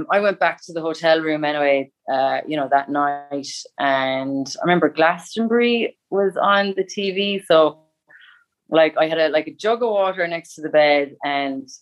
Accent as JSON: {"language": "English", "town": "Limerick", "region": "Munster", "country": "Ireland", "said": "I'm originally from Limerick"}